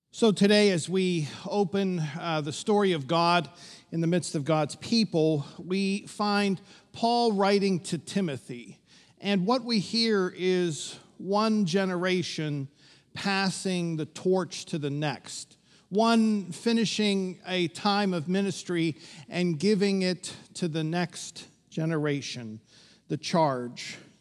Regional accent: Pittsburgh, Pennsylvania, United States; growing up in Pittsburgh, where we're pretty superstitious.

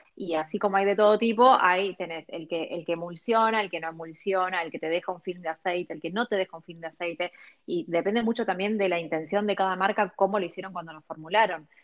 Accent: Argentina; also born or lived in Los Angeles, United States; yo nací acá, crecí acá

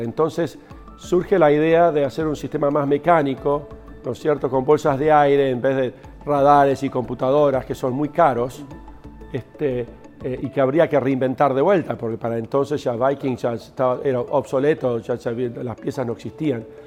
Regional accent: Buenos Aires, Argentina; moved away; also born or lived in Río Negro; crecí acá en Buenos Aires

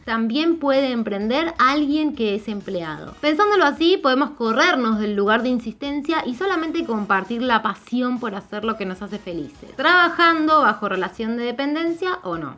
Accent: Argentina; Yo soy mujer, argentina, tengo 36

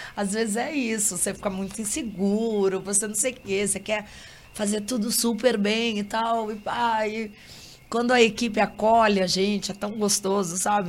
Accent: Curitiba, Paraná, Brazil; moved away as an adult; now in Rio de Janeiro, Brazil; Eu sou daqui, né? Moro há muitos anos no Rio

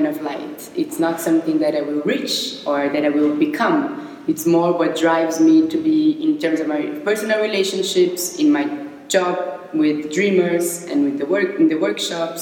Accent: São Paulo, Brazil; moved away as an adult; also born or lived in Barcelona; now in Berlin, Germany; I was born in Brazil and I lived my whole life in São Paulo.

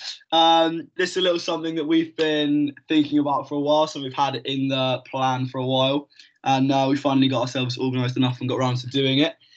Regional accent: Kingsbridge, South West England, United Kingdom; moved away; I am from Devon, nice little town called Kingsbridge down there.

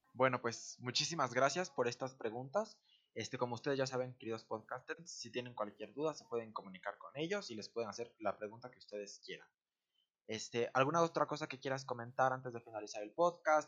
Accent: Mexico; nosotros como mexicanos

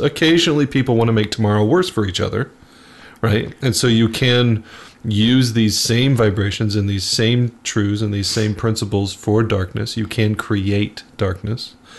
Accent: Phoenix, Arizona, United States; I grew up in Arizona, and so Sedona, mm-hmm. Arizona, is uh, just a couple hours north of Phoenix, where I grew

